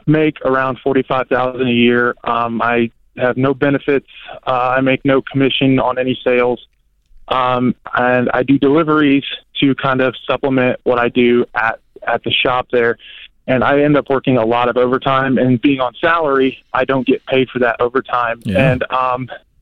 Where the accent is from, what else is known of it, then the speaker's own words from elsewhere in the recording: Ohio, United States; moved away as an adult; also born or lived in Florida; I'm originally from Ohio. I went to school down in Florida